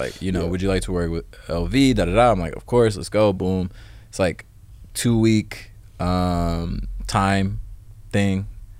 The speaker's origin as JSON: {"language": "English", "region": "Indiana", "country": "United States", "tie": "born or raised there", "also_born_or_lived": "Ohio / New York", "moved": "as an adult", "lives_now": "Los Angeles, United States", "said": "I was born in Ohio, lived there for like 10 years. Then I moved to Indiana, and that's where I was pretty much raised. And then went to New York for 3 years."}